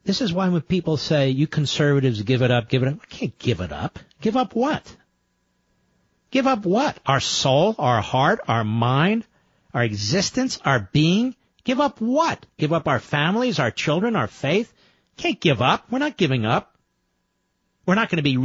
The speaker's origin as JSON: {"language": "English", "town": "Philadelphia", "region": "Pennsylvania", "country": "United States", "tie": "born or raised there", "said": "Growing up in Philadelphia"}